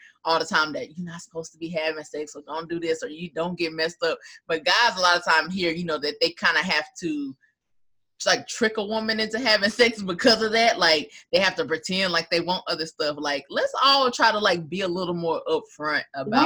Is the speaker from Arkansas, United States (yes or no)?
yes; Arkansas, United States; also born or lived in East Coast; now in New Orleans, United States; I moved to New Orleans. Like, I'm originally from Arkansas, was in on the East Coast for a really long time, but now I'm in Louisiana.